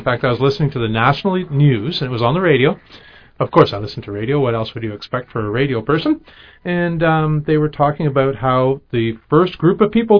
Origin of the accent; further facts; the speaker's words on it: Toronto, Ontario, Canada; I grew up fishing in Toronto.